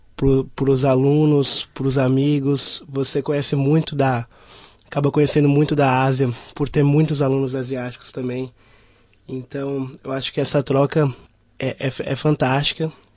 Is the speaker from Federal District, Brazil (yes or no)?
yes; Brasília, Federal District, Brazil; sou brasileiro 100%. Né? é, eu, eu, vim de Brasília, capital do Brasil